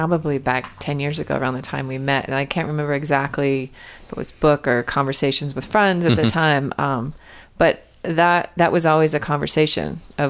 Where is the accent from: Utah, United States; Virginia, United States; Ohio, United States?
Utah, United States; moved away as an adult; also born or lived in Bahamas; Hi, I'm from Utah, and I'm moving to the Bahamas.